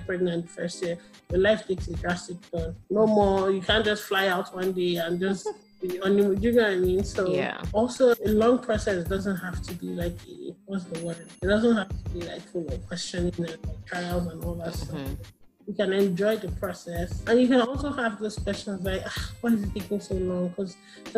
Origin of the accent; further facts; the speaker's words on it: Nigeria; as an Nigerian girl